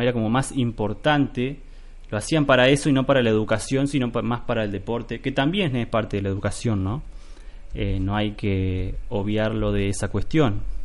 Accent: Argentina; nuestra vida de hombres argentinos

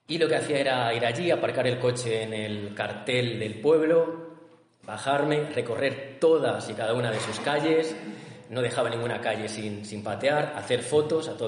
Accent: Toro, Castile and León, Spain; yo vengo desde Toro, que es un pueblo

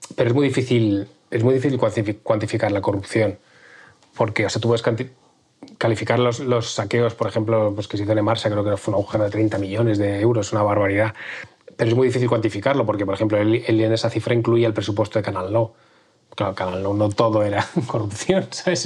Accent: Valencian Community, Spain; caímos como sociedad valenciana

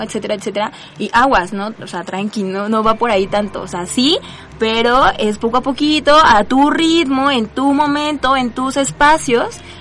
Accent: Mexico City, Mexico; todas somos mexicanas y que todas somos aquí del DF, bueno, Ciudad de México

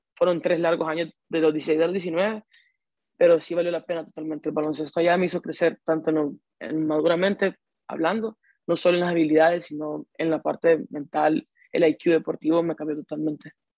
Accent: Honduras; al ser hondureño

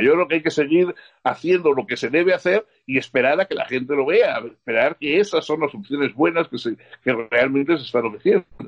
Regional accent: Spain; yo me alegré como español

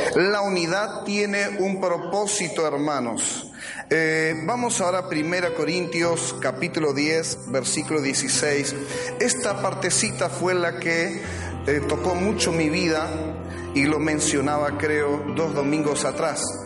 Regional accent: Argentina; así somos los argentinos

